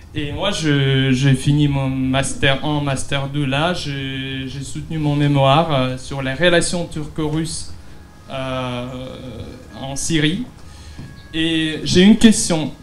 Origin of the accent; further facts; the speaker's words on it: Tomsk, Tomsk Oblast, Russia; French is a second language; moved away as an adult; now in Paris, France; je viens de petite région de la Russie, de Tomsk. Donc c'est au milieu de la Sibérie